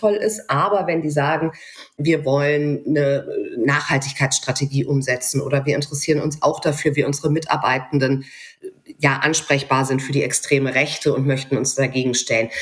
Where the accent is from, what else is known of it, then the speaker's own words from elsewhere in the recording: near Mainz, Rhineland-Palatinate, Germany; ich bin ja westdeutsch sozialisiert in der mhm. Nähe von Mainz aufgewachsen